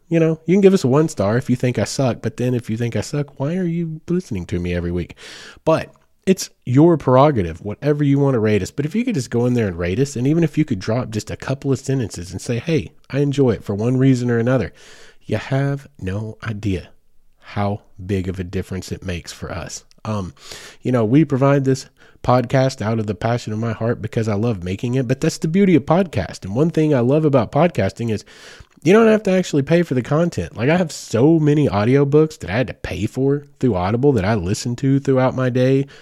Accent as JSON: {"language": "English", "region": "Oklahoma", "country": "United States", "tie": "born or raised there", "said": "I was born in Oklahoma. So I am, like, born, bred, and it's in my blood."}